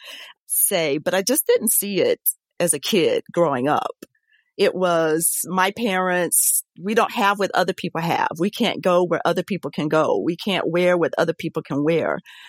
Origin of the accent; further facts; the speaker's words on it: Saluda, South Carolina, United States; now in Gainesville, United States; I grew up in Saluda, South Carolina